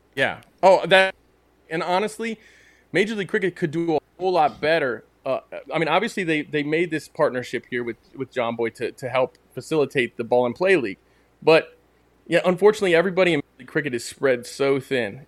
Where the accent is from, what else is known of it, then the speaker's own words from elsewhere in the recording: United States; me as an American into cricket